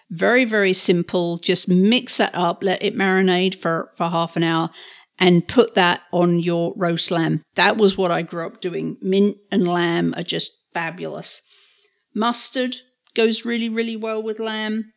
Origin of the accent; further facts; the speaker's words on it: England, United Kingdom; moved away; growing up in England